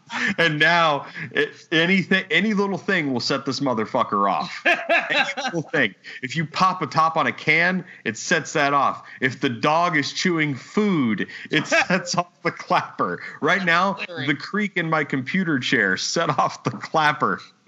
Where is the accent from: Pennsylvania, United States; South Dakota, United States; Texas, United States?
Texas, United States; Two is I'm from Texas.